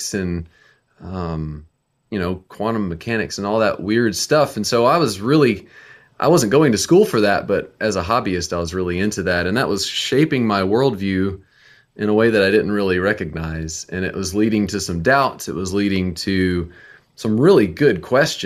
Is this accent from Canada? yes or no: no; Nashville, Tennessee, United States; we're from Nashville, Tennessee